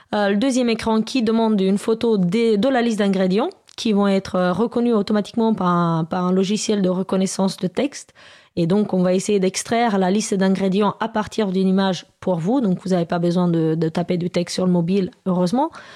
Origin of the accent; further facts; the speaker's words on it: Romania; now in France; je viens de Roumanie à la base